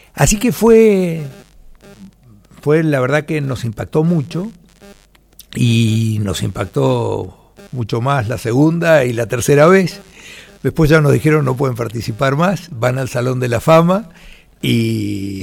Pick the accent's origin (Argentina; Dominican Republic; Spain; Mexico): Argentina; Mendoza; Nosotros somos una familia mendocina